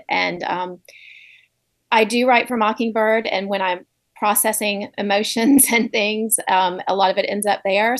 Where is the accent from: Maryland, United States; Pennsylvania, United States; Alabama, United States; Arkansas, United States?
Alabama, United States; Montgomery; moved away as an adult; also born or lived in Birmingham, Alabama / New York City; I grew up in Montgomery, moved to Birmingham for college